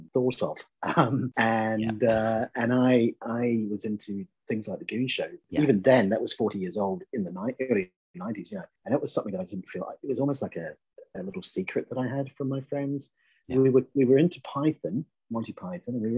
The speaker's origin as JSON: {"language": "English", "country": "New Zealand", "tie": "born or raised there", "also_born_or_lived": "Belfast, Northern Ireland / Manchester", "moved": "yes", "said": "I'm a Kiwi. I'm originally born and brought up in New Zealand."}